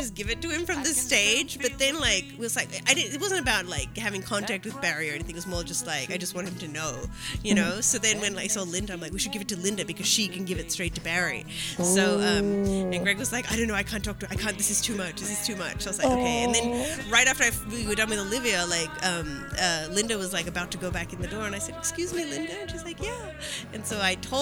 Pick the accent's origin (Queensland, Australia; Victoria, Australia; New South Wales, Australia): Victoria, Australia; Melbourne; moved away; I'm from Melbourne